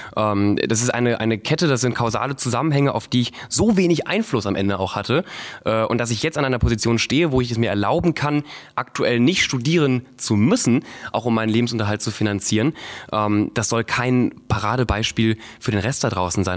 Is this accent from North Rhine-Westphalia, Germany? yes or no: yes; Viersen district, North Rhine-Westphalia, Germany; moved away as an adult; also born or lived in Duisburg / Cologne; now in Berlin, Germany; ich wurde in Duisburg geboren und bin im Rheinland aufgewachsen. Im Kreis Viersen